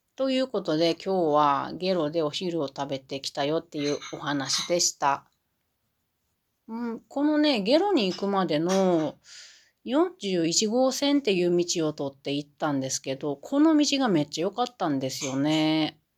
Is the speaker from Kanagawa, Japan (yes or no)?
no; Matsusaka, Mie, Japan; now in Gifu Prefecture, Japan; 私、三重県の松阪出身なので、松阪牛のところで育ってますけれど